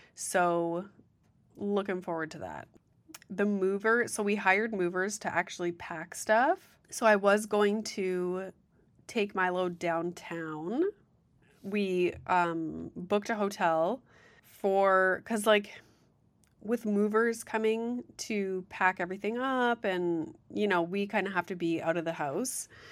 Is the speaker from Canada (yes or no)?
yes; Sudbury, Ontario, Canada; also born or lived in Guelph; I'm from Sudbury.